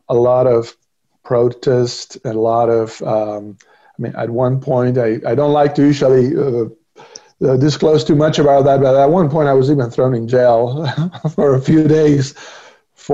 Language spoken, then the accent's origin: English; Argentina; moved away as an adult; now in United States; I was born and raised in Argentina